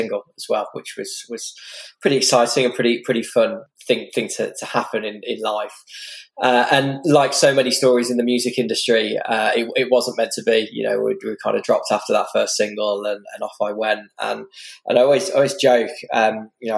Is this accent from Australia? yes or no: no; Stourbridge, West Midlands, United Kingdom; I grew up in the West Midlands in a working class town called Stourbridge